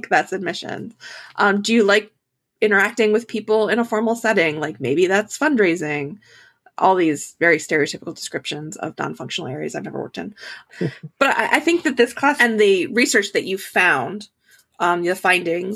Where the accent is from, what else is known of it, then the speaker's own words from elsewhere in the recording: Pennsylvania, United States; I'm from Pennsylvania